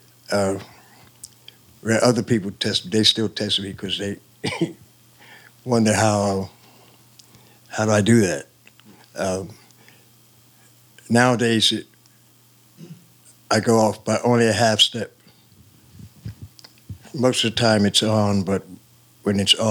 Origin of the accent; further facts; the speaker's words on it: Plainfield, New Jersey, United States; also born or lived in Long Branch, New Jersey; We moved to Plainfield